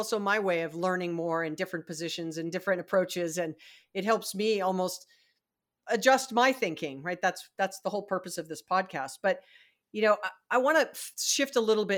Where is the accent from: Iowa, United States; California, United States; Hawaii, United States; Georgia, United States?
Hawaii, United States; moved away; I was raised in Hawaii